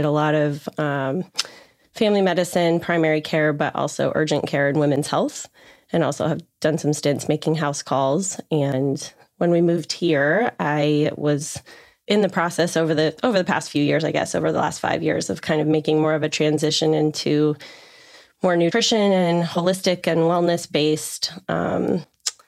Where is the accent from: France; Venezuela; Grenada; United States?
United States; Colorado; moved away as an adult; also born or lived in Northern California; now in Charleston, United States; I was born and raised in Colorado, spent most of my life there